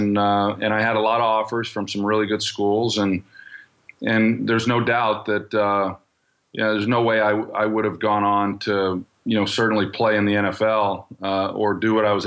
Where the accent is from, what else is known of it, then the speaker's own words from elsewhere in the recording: Oklahoma, United States; moved away as an adult; within my state where it was an hour and a half drive to my hometown